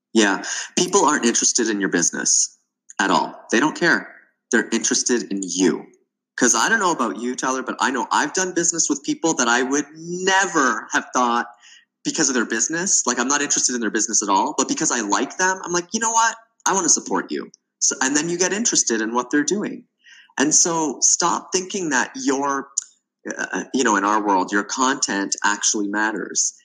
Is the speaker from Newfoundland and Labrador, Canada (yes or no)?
no; Toronto, Ontario, Canada; moved away as an adult; also born or lived in the Arctic; I'm originally from Toronto, Canada, and I moved to the Arctic